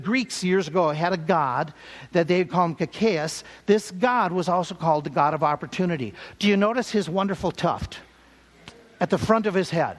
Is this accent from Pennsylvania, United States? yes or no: no; Minnesota, United States; growing up in Minnesota